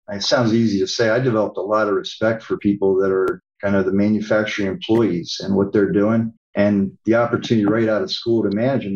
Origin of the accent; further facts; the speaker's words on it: Pennsylvania, United States; moved away; We're both from Pennsylvania